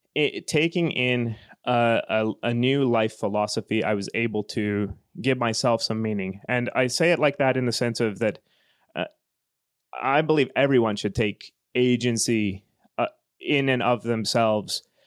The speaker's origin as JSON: {"language": "English", "region": "Western Canada", "country": "Canada", "moved": "as an adult", "lives_now": "Finland", "said": "I'm from Western Canada, the, the part of Canada where, uh, most of the economy is based on oil and gas."}